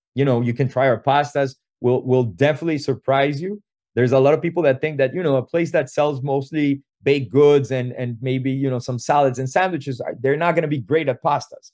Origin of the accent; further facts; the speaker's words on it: Venezuela; moved away as an adult; we come from Venezuela originally